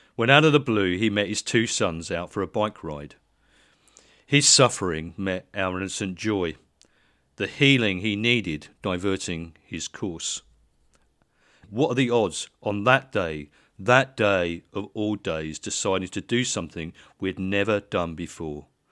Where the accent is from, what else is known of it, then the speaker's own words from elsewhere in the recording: Letchworth, East of England, United Kingdom; we lived in Letchworth